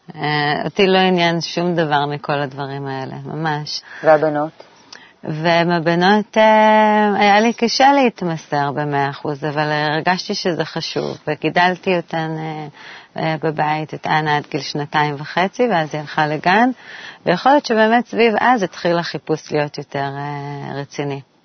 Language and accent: Hebrew; Jerusalem, Jerusalem District, Israel; moved away as an adult; also born or lived in Tel Aviv; now in Tzukim, Israel; נולדתי בתל אביב. עברנו מתל אביב אה, בגיל שבע, הגעתי לירושלים. הייתי כזו פריקית ירושלמית